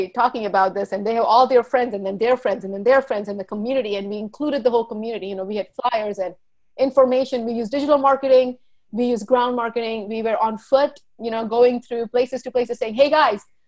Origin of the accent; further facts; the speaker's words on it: Charlotte Amalie, U.S. Virgin Islands; also born or lived in India; now in New Jersey, United States; I was born in India and I grew up in St. Thomas, the U.S. Virgin Islands